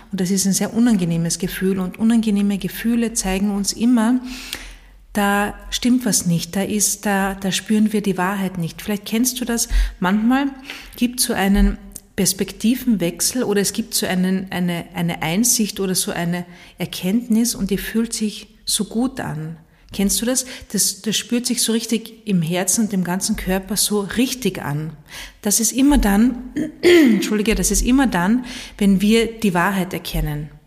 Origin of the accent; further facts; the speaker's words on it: Carinthia, Austria; In meiner alten Heimat in Kärnten gibt es einen Spruch